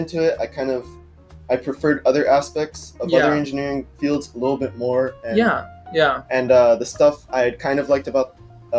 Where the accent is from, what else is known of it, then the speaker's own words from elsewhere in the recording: North Texas, United States; I'm a freshman from North Texas.